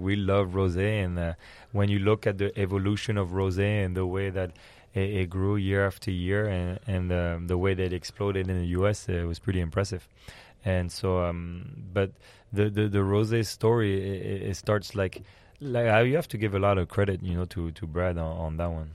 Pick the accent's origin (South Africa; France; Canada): France; also born or lived in Belgium; now in San Antonio, United States; uh, I'm born in Belgium, but I grew up in France.